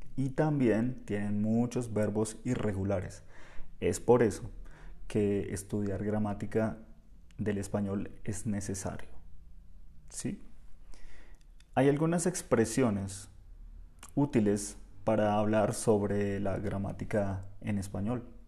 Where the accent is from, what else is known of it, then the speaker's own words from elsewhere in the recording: Bogotá, Colombia; Nosotros hablamos diferente en Bogotá, yo soy bogotano